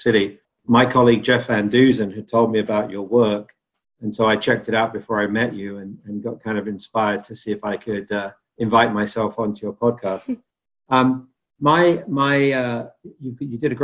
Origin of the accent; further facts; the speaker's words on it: United Kingdom; moved away; growing up in Great Britain